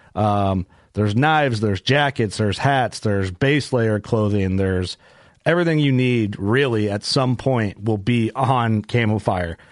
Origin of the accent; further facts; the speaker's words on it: Midwest, United States; growing up in the Midwest, it's like I didn't grow up watching anything Western based